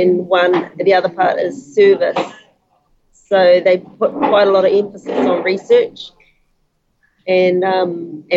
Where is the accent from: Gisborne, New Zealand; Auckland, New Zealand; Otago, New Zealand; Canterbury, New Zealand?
Gisborne, New Zealand; Wharepunga, East Coast; moved away; Wharepunga, East Coast, Taitanga Mate.